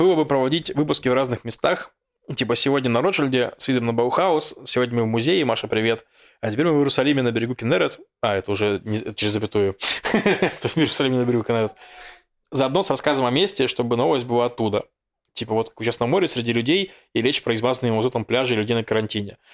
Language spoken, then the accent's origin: Russian; Russia; я из России